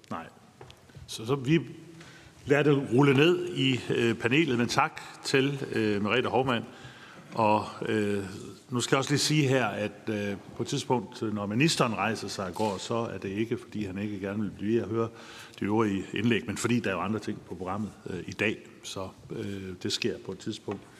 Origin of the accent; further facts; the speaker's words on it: Jutland, Denmark; Men jeg er fra Jylland.